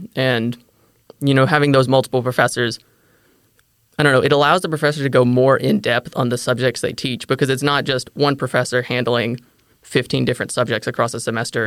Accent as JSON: {"language": "English", "area": "DeSoto County", "region": "Mississippi", "country": "United States", "tie": "born or raised there", "also_born_or_lived": "Olive Branch, Mississippi", "moved": "as an adult", "lives_now": "Fort Worth, United States", "said": "I grew up in DeSoto County, Mississippi."}